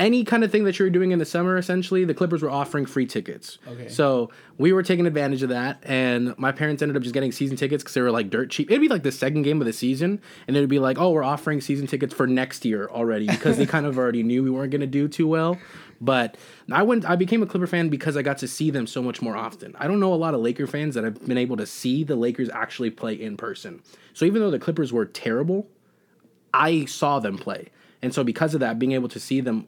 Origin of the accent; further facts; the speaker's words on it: Los Angeles, California, United States; I'm from Los Angeles, California.